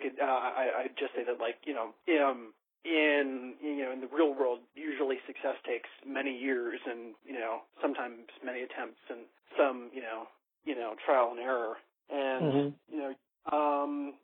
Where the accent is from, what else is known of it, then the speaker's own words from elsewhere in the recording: Pittsburgh, Pennsylvania, United States; moved away; My hometown back in Pittsburgh